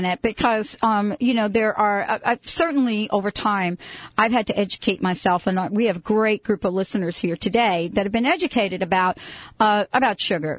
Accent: New York, United States; I'm from New York

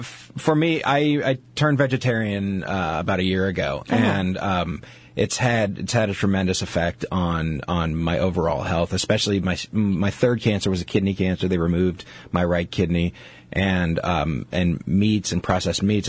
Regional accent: New York City, New York, United States; moved away as an adult; now in Seattle, United States; being a New Yorker

